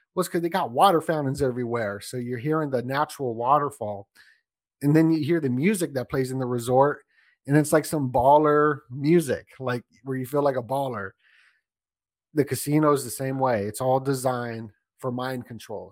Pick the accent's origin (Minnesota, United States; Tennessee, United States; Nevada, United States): Nevada, United States; Las Vegas; I grew up in Vegas, so when I was a little kid